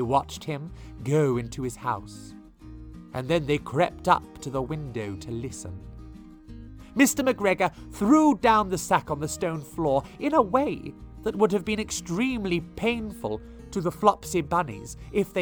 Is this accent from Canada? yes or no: no; Bristol, South West England, United Kingdom; growing up in Bristol, which is nearby